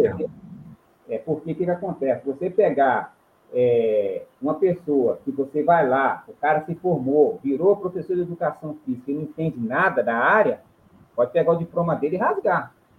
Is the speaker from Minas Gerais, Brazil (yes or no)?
yes; João Monlevade, Minas Gerais, Brazil; moved away as an adult; now in Espírito Santo, Brazil; venho da cidade de João Levade, aí, Minas Gerais